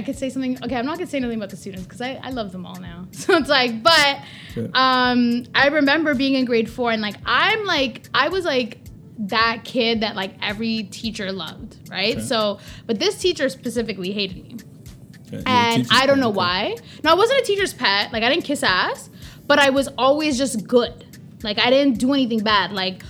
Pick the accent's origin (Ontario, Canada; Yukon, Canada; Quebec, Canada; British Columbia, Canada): Ontario, Canada; Toronto; Listen, my parents weren't born here. I was born here first, okay?